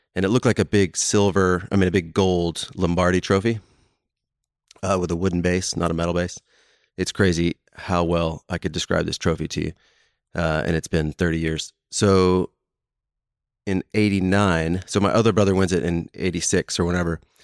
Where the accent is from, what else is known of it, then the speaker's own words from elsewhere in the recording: Houston, Texas, United States; now in Dallas, United States; I grew up in Houston